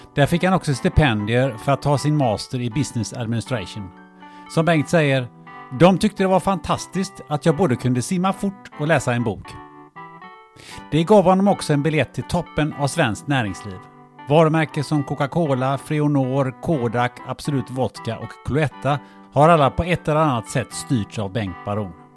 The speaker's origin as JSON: {"language": "Swedish", "country": "Sweden", "tie": "born or raised there", "said": "jag är född, också född i Sverige"}